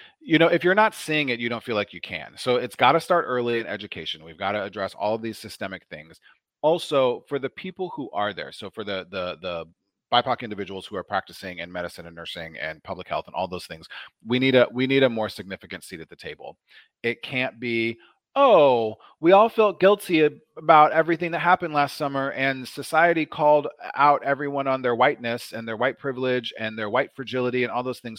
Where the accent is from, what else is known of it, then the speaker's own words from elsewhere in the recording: Omaha, Nebraska, United States; I grew up in Nebraska in the eighties and nineties